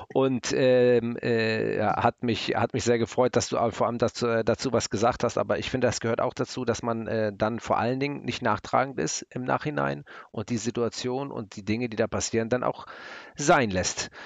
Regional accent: Hamburg, Germany; ich bin ja Hamburger

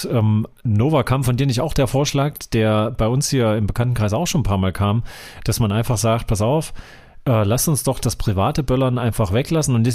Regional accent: Erfurt, Thuringia, Germany; aber ja, das, das als Erfurter kennt man das Gründe. hier. Wir haben entweder hier total äh, Schneesturmhölle oder wir haben einfach super milden, verregneten Weihnachts...

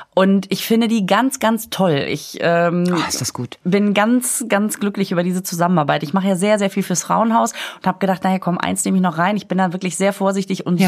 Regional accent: Düsseldorf, North Rhine-Westphalia, Germany; moved away; also born or lived in Münster; Ich sag, aus Düsseldorf.

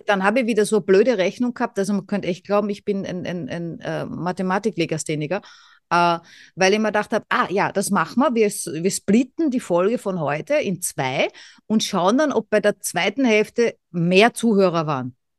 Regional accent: Vienna, Austria; ich komme aus Wien

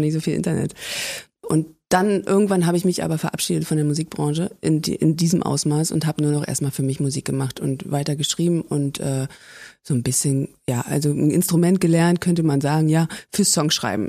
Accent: Berlin, Germany; also born or lived in Zossen, Brandenburg; Und ich bin ja Berliner.

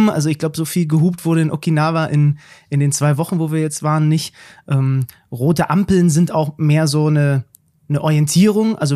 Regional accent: Zwickau, Saxony, Germany; Wo nee, ursprünglich komme ich aus Zwickau.

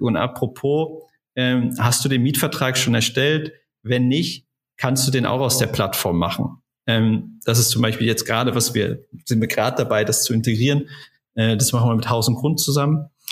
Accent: Germany; moved away as an adult; also born or lived in Essen; Ich bin ähm, in der in der Eifel groß geworden, äh, habe da einfach mein, meine Jugend verbracht

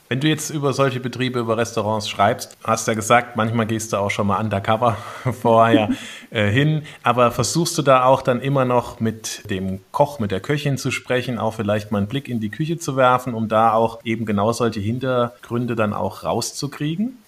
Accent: Saarland, Germany; now in Bavaria, Germany; als Saarländer

